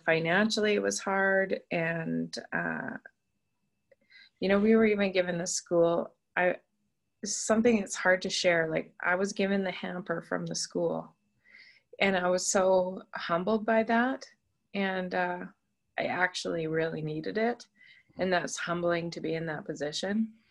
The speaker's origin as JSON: {"language": "English", "town": "Moose Jaw", "region": "Saskatchewan", "country": "Canada", "tie": "born or raised there", "also_born_or_lived": "Prince Albert, Saskatchewan", "said": "So, so I grew up in Moose Jaw. I went to a private Christian school there from grade five to grade 12"}